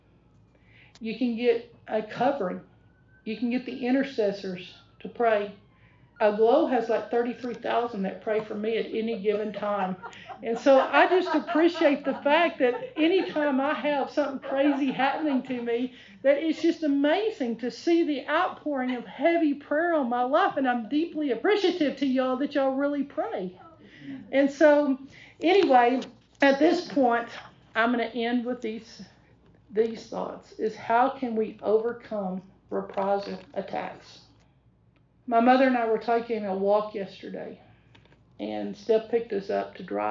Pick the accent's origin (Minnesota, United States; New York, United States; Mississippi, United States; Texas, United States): Texas, United States; I'm from Texas